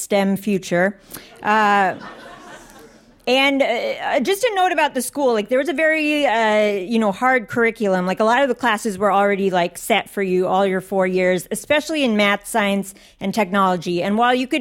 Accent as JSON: {"language": "English", "region": "Northern Virginia", "country": "United States", "tie": "born or raised there", "said": "I grew up in Northern Virginia"}